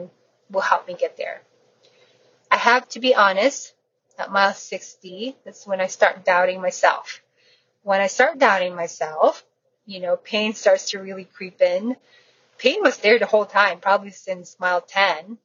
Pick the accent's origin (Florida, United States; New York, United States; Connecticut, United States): Florida, United States; I am from the Alligator State, Florida.